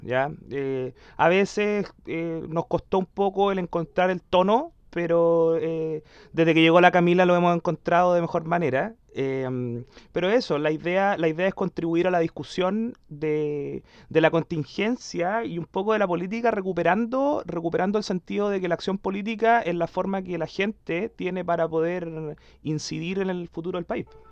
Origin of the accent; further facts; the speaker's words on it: Concepción, Biobío, Chile; el Cristóbal y yo somos de Conce